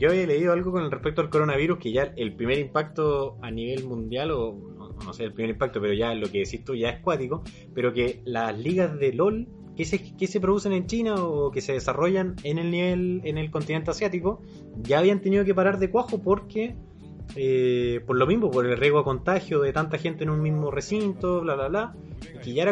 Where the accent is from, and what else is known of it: Chile